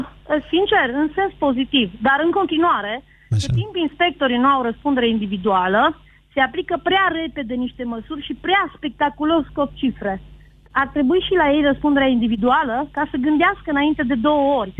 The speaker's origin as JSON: {"language": "Romanian", "region": "Transylvania", "country": "Romania", "said": "eu sunt din Ardeal"}